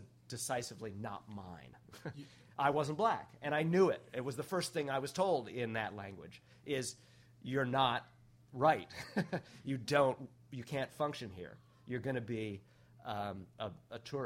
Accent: New York City, New York, United States; I grew up in New York City

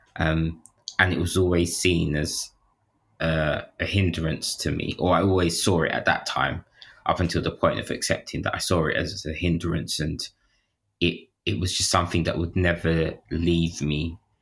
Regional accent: London, United Kingdom; growing up in, like, London at that time

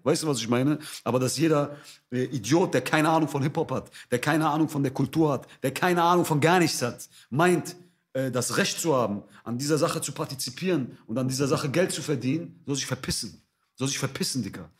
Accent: Essen, North Rhine-Westphalia, Germany; moved away; Ich bin in Essen aufgewachsen.

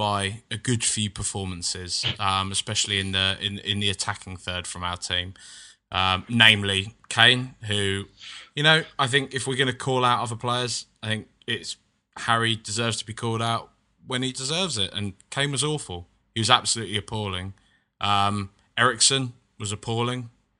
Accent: United Kingdom; I just mean that there's as a British person, when you're coming from a land where there's like heavily regulated tiny little bags of crisps or chips

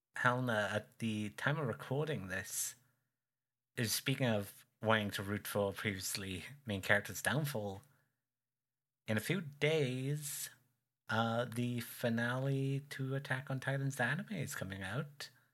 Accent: United Kingdom; I'm not English. Uh, but the fellow guy from the same island as me

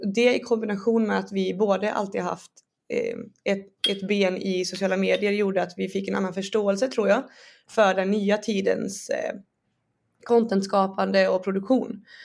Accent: Borås, Västra Götaland, Sweden; moved away as an adult; now in Stockholm, Sweden; jag är från Borås och uppväxt där

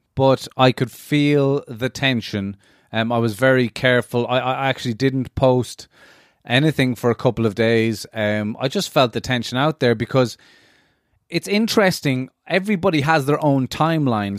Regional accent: Ireland

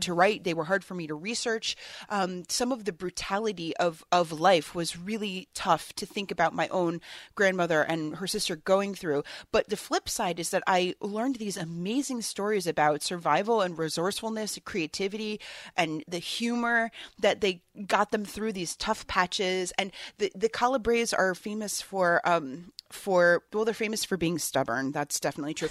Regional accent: Hartford, Connecticut, United States; moved away as an adult; also born or lived in New York; now in Rhode Island, United States; I grew up in New England. I come from Hartford, Connecticut

